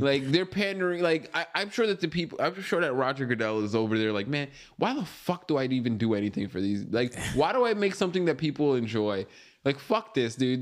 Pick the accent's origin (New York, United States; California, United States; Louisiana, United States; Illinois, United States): New York, United States; Long Island; moved away; I used to live in Long Island. I grew up in Long Island